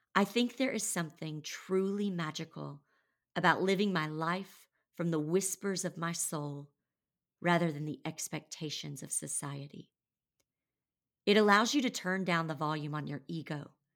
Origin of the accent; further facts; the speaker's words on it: Conway, Arkansas, United States; moved away as an adult; also born or lived in Nashville, Tennessee; I had moved back to my hometown of Conway, Arkansas